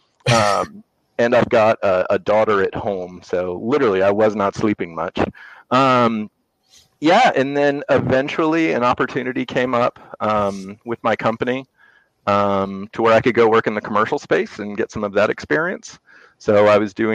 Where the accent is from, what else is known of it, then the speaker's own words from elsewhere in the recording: Northern Virginia, United States; also born or lived in England; I grew up in Northern Virginia. I'm a rare Northern Virginia native